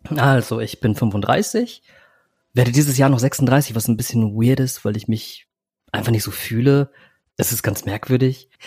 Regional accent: Germany; also born or lived in Philippines; als ich zwei Jahre alt war, kam ich nach Deutschland, bin in eine Adoptivfamilie gekommen

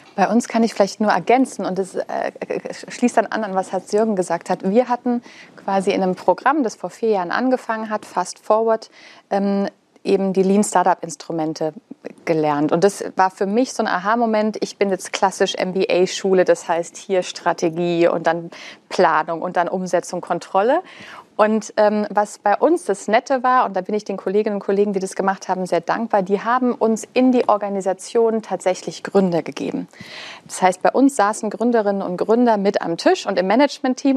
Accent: Black Forest, Baden-Württemberg, Germany; wir kommen ja beide aus dem Schwarzwald

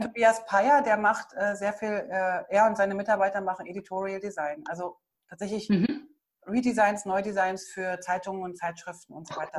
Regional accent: East Germany, Germany; Ich bin ja im Osten groß geworden.

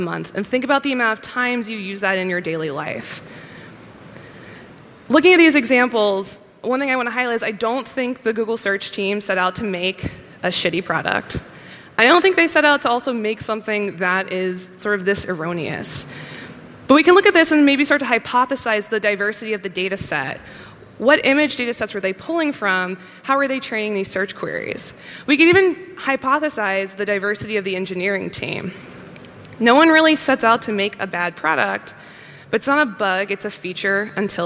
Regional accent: United States; as an American

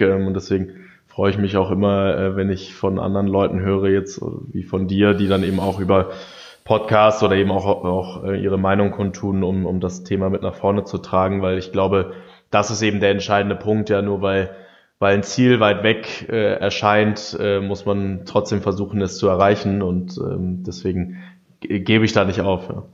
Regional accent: Germany; wir sind ja so als Deutsche

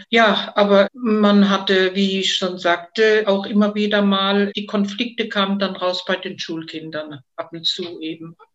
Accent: Heidelberg, Baden-Württemberg, Germany; bin 1950 geboren und zwar in Heidelberg und bin da auch aufgewachsen in der Pfaffengasse.

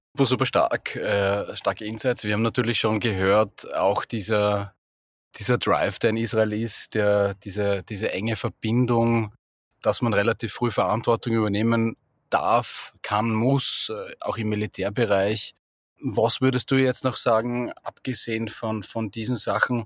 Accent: Austria; Bei uns in Österreich wird es ja schon ein bisschen kälter

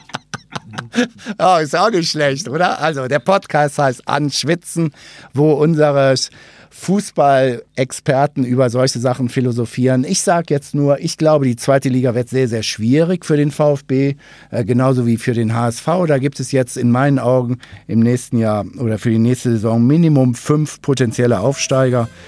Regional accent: Ruhr area, North Rhine-Westphalia, Germany; moved away; Ich habe ja nicht so einen wirklich schwäbischen Unterton in der Stimme. Ich komme aus dem Ruhrgebiet

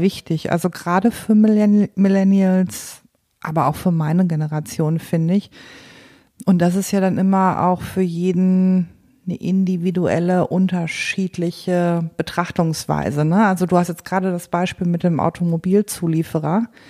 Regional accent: Paderborn, North Rhine-Westphalia, Germany; ich komme aus Paderborn

